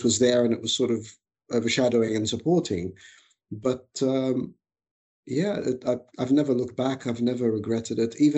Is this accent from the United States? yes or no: no; Australia; moved away as an adult; also born or lived in Egypt; now in United Kingdom; I was born in Egypt, migrated with my family when I was very young to Australia. I was five. I grew up in Australia, finished my education there